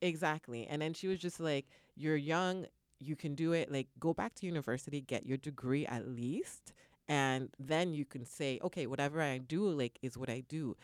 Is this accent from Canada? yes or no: yes; Canada; moved away; I'm originally from Canada